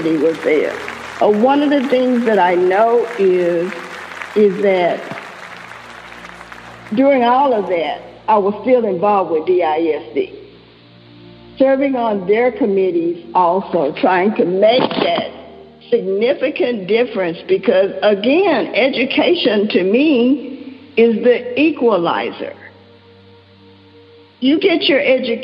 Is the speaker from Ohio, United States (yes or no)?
no; Dallas, Texas, United States; I grew up in Dallas